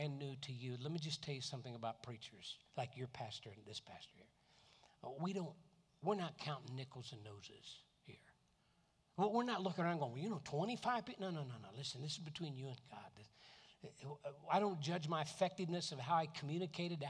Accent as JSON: {"language": "English", "town": "Tampa", "region": "Florida", "country": "United States", "said": "I'm from Tampa"}